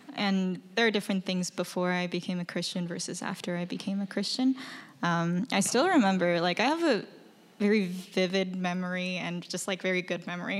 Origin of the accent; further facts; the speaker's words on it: China; now in United States; I'm from China.